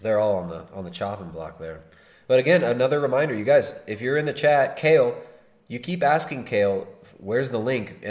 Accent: California, United States; accent: California; my retarded California accent

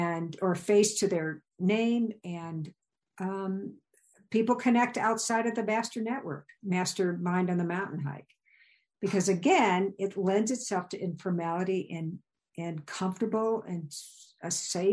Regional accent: Illinois, United States; moved away as an adult; also born or lived in Virginia / Wyoming; I grew up in Illinois.

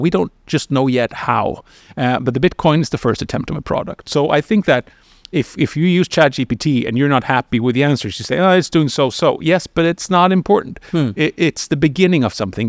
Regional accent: Sweden; I come from Sweden, which is an unusual country looking globally

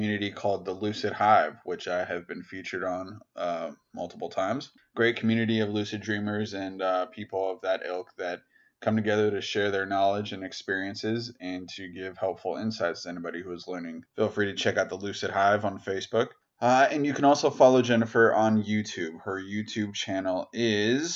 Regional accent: United States; my home country, the US

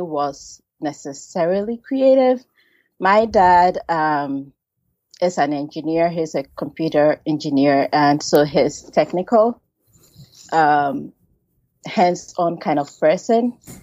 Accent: Ghana; I was born and raised in Ghana

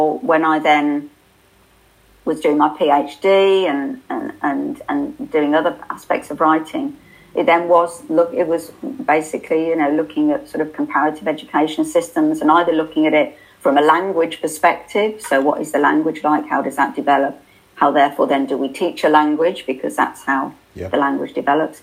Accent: United Kingdom; we're polite and we're British

